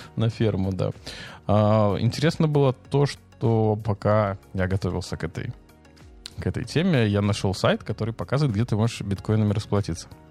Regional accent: Belarus

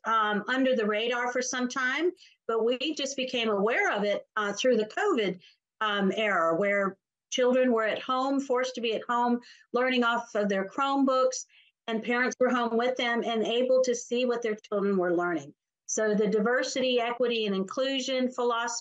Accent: South Carolina, United States; my home state of South Carolina

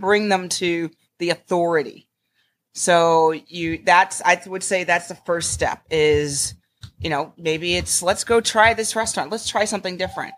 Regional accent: Connecticut, United States; now in Glynn County, Georgia, United States; I was raised in Connecticut

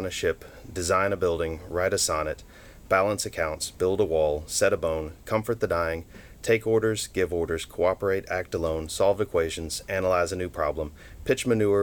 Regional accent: Memphis, Tennessee, United States; also born or lived in Chattanooga; now in Hong Kong; In Memphis. I mostly grew up. I was born in Chattanooga.

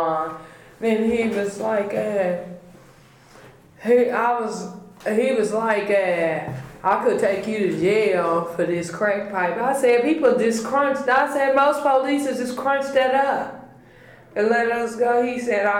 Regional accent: United States; I grew up on East Hill, right off of 32nd and Kelly

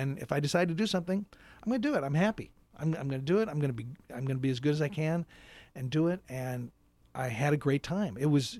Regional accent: Seattle, Washington, United States; moved away as an adult; also born or lived in New York; I grew up in Seattle.

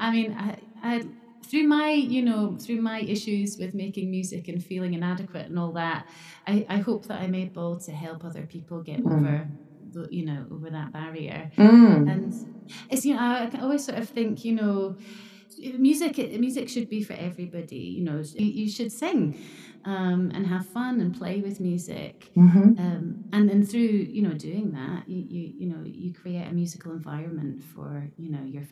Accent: Scotland, United Kingdom; moved away as an adult; now in Japan; I grew up in Scotland

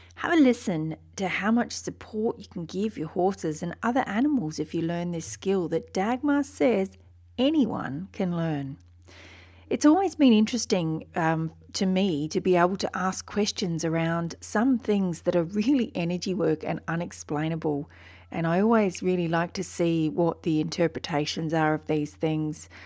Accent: Wiradjuri country, New South Wales, Australia; also born or lived in Turrbal and Yagara country (Brisbane, Queensland); now in Brisbane, Australia; I was born on Wiradjuri country

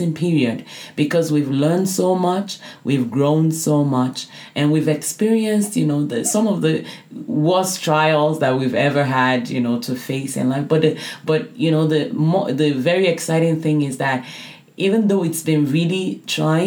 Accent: Nigeria; moved away; also born or lived in Canada; I grew up in Nigeria

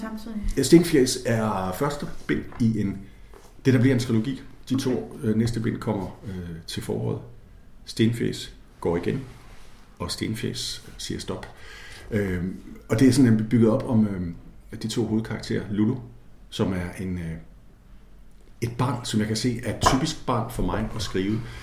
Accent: Jutland, Denmark; Og jeg voksede op et sted i Jylland

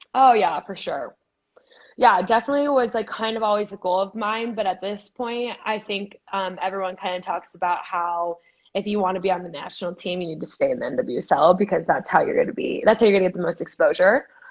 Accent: Boise, Idaho, United States; moved away as an adult; also born or lived in California; I'm from Boise, Idaho

